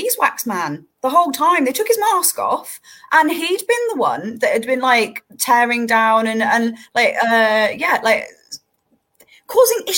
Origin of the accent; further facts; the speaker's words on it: Somerset, South West England, United Kingdom; moved away; my hometown back in Somerset is very close to a little village called Mells